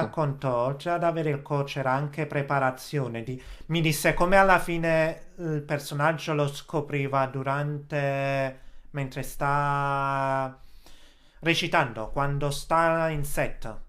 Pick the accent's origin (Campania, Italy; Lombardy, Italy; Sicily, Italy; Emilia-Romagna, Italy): Campania, Italy; Naples; moved away; sono napoletano